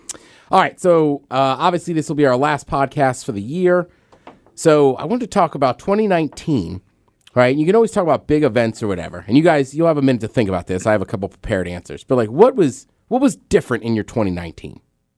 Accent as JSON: {"language": "English", "region": "Maryland", "country": "United States", "said": "I'm from Maryland."}